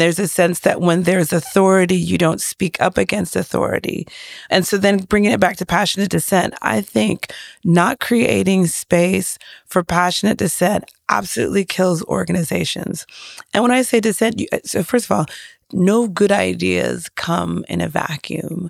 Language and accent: English; Nigeria; as a Nigerian